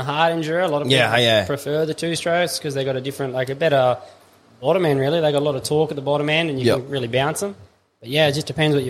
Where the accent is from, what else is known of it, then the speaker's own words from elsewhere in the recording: Tom Price, Western Australia, Australia; moved away; I grew up in Tom Price over in WA